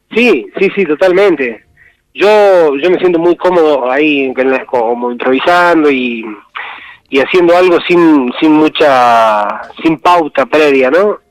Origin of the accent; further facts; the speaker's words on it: Tilcara, Jujuy, Argentina; yo soy de acá de Tilcara